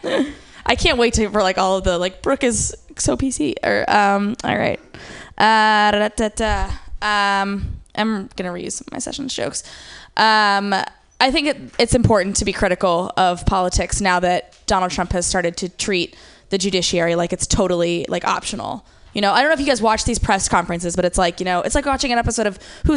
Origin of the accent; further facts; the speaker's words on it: Midwest, United States; growing up in the Girl Scouts, because I'm also from the Midwest